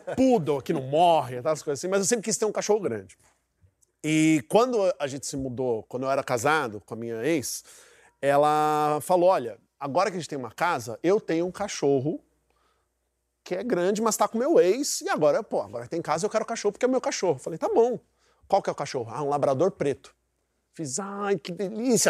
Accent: Brazil; eu sou brasileiro

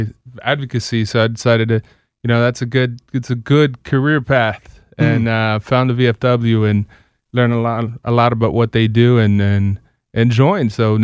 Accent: Silver Spring, Maryland, United States; I'm one of those rare locals, so I grew up here in Silver Spring, Maryland.

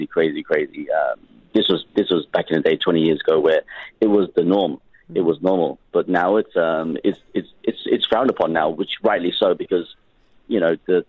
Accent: Liverpool, North West England, United Kingdom; moved away; I grew up in Liverpool. I was born in Liverpool, UK.

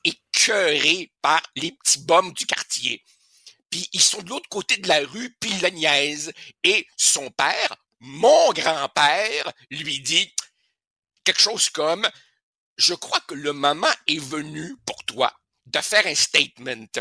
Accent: Uruguay; now in Quebec, Canada; On retourne en Uruguay, mon pays natal

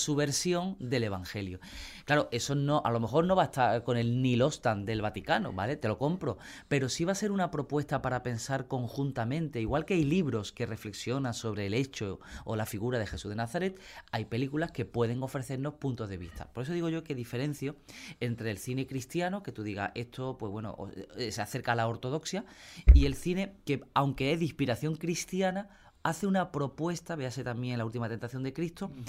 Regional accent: Puente Genil, Andalusia, Spain; en mi pueblo, en Puente Genia

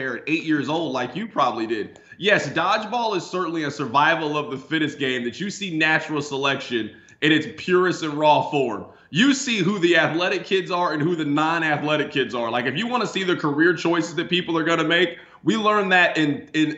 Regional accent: Kansas City, United States; I grew up in Kansas City

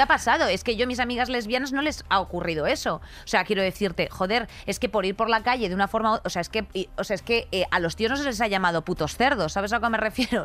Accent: Spain; Como mujer, como española, como madre, como hermana

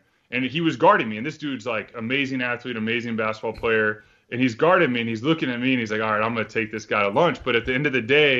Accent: Texas, United States; Yeah, I mean, sports in Texas are huge.

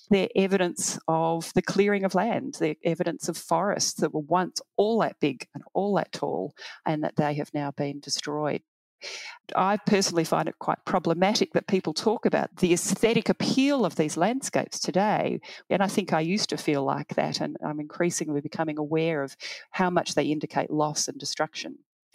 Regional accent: Heidelberg, Victoria, Australia; I grew up in Heidelberg, a beautiful leafy area

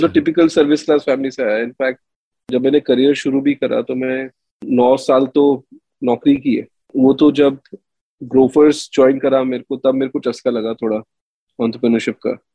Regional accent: Delhi, India; मैं तो दिल्ली में एक रेफ्यूजी कॉलोनी का लड़का हूँ मालवीय नगर में पला बड़ा

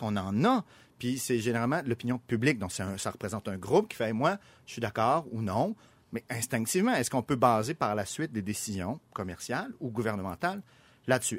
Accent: Quebec, Canada

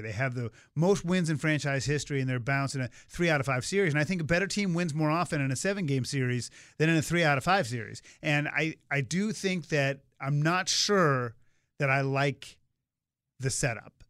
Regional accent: Swampscott, Massachusetts, United States; I grew up in Swampscott, Massachusetts

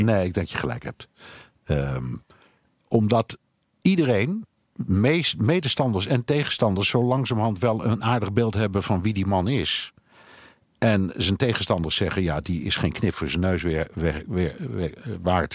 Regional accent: Netherlands; moved away as an adult; now in United States; ik kom uit Nederland

